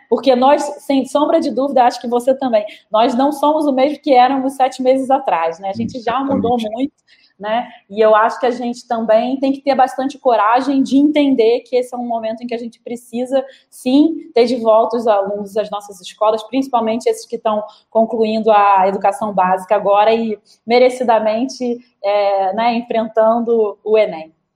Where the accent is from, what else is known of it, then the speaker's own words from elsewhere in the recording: Brazil; como brasileiro